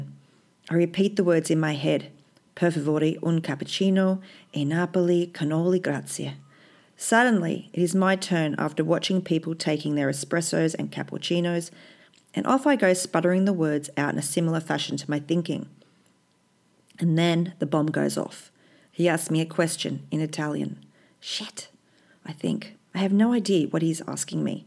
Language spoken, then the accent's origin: English; Australia; as an Australian with a complicated colonised past